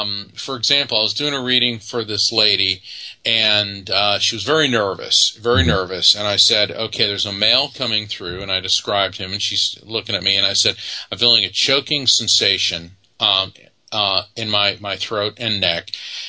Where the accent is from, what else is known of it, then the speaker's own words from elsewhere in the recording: Texas, United States; born there; He goes, that makes no sense, except I was born in Texas.